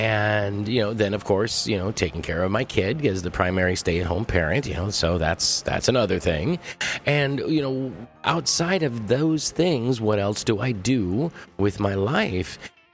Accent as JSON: {"language": "English", "town": "Los Angeles", "region": "California", "country": "United States", "said": "I'm from Los Angeles, and I gave L.A. a try"}